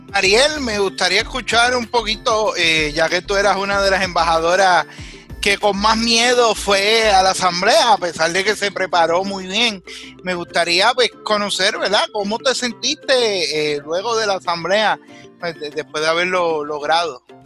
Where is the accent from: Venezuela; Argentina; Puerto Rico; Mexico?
Puerto Rico; los puertorriqueños no solo somos ciudadanos americanos o ciudadanos de Puerto Rico